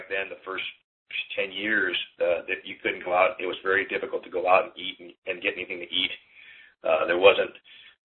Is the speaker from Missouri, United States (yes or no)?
no; Berkeley, California, United States; also born or lived in Hong Kong; I'm from Berkeley